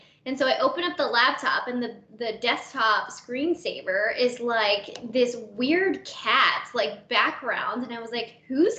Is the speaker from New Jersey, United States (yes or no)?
no; Maryland, United States; moved away as an adult; now in Florida, United States; I'm 30. I'm originally from Maryland. I came down to Florida for University of Tampa.